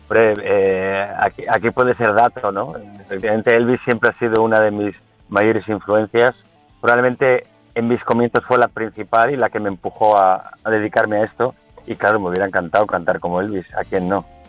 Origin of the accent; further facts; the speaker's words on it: San Sebastián, Basque Country, Spain; also born or lived in Caracas, Venezuela; toda mi familia es donostierra